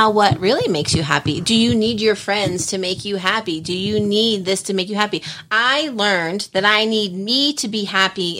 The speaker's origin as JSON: {"language": "English", "region": "New Jersey", "country": "United States", "moved": "as an adult", "said": "I'm from Jersey"}